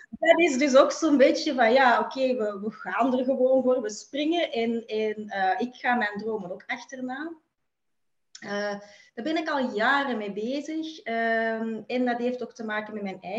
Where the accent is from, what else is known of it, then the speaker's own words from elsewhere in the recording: Belgium; Ik ehm, kom uit België.